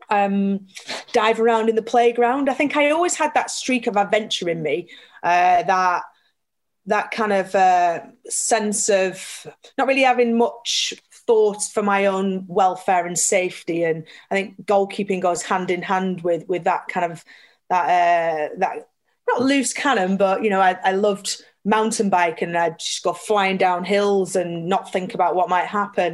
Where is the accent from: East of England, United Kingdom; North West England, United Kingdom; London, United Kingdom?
North West England, United Kingdom; Burnley; I grew up in Burnley.